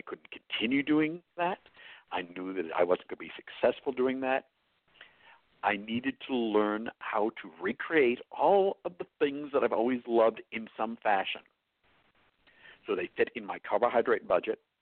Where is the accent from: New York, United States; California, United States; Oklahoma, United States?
New York, United States; accent: New York; now in New Mexico, United States; my New York accent